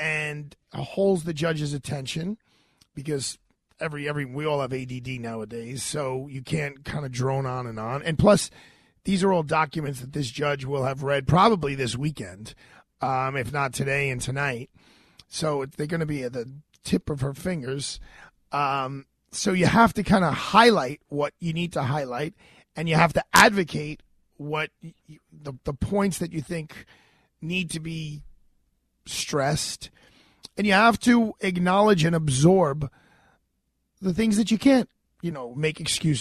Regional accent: New York City, New York, United States; also born or lived in Fresh Meadows, Queens; I'd lived in Brooklyn my whole life

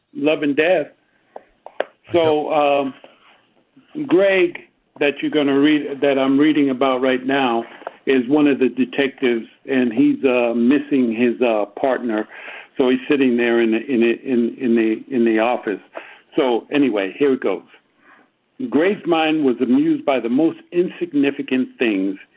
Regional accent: New York City, New York, United States; moved away; growing up in New York City

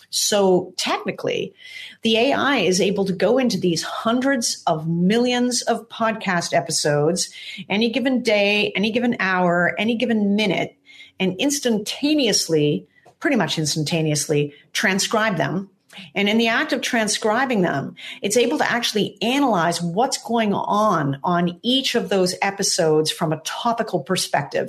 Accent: Toronto, Ontario, Canada; now in Santa Monica, United States; I'm originally from Toronto in Canada

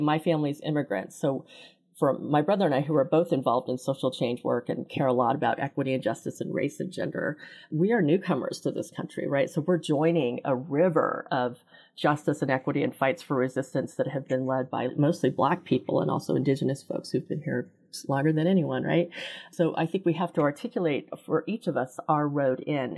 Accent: Kansas City, United States; I grew up in Kansas City. My family immigrated here from Korea in the late sixties

